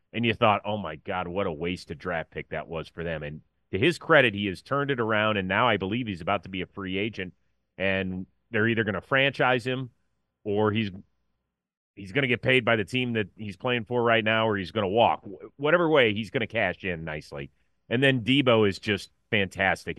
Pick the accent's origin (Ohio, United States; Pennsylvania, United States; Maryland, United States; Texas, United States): Ohio, United States; Cleveland; now in Los Angeles, United States; I grew up in Cleveland